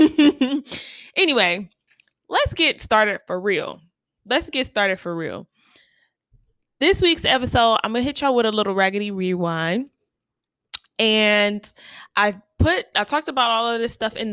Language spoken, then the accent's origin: English; Ohio, United States; I'm from Ohio